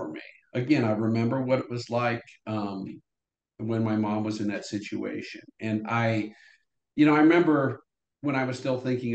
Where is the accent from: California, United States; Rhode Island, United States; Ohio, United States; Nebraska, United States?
Nebraska, United States; Norfolk; moved away as an adult; also born or lived in Columbus, Nebraska / Lawrence, Kansas / Kansas City / Chicago; now in Nashville, United States; I was born in Columbus, Nebraska, raised in Norfolk, Nebraska, which is a small town